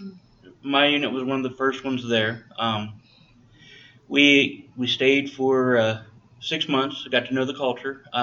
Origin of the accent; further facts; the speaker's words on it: Ohio, United States; moved away as an adult; also born or lived in North Carolina; now in Southwest Virginia, United States; Originally, I'm from Ohio.